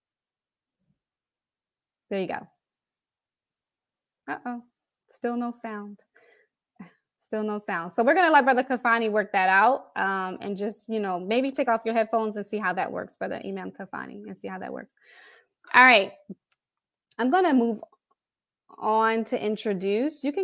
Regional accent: Philadelphia, Pennsylvania, United States; born or raised there

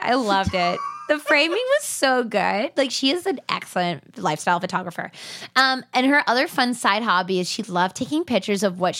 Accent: California, United States; Yeah, well, I'm from California. I don't understand what planes are.

